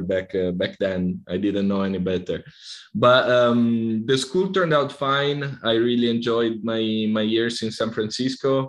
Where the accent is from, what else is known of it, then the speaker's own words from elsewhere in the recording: Italy; moved away as an adult; also born or lived in Barcelona; I come from Italy.